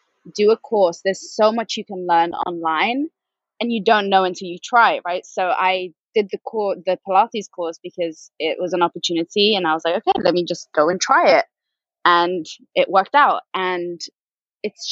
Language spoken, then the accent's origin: English; Spain; moved away as an adult; also born or lived in Manchester, United Kingdom / London, United Kingdom; I was born and raised in Spain. My mom's Norwegian. My dad is Dutch. I grew up in Spain